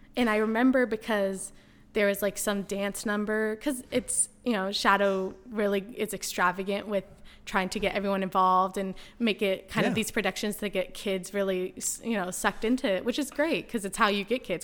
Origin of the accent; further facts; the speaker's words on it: San Diego, California, United States; moved away as an adult; also born or lived in Maui, Hawaii / Washington, D.C.; born and raised in San Diego